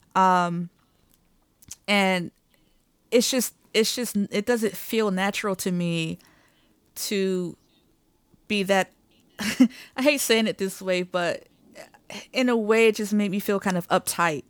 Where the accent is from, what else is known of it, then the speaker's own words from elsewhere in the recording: Detroit, Michigan, United States; moved away as an adult; I'm from Detroit, Michigan.